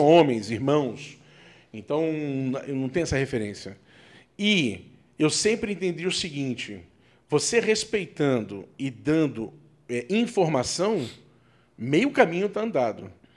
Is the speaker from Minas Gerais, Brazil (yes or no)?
no; Rio de Janeiro, Brazil; moved away; eu fui criado no Rio de Janeiro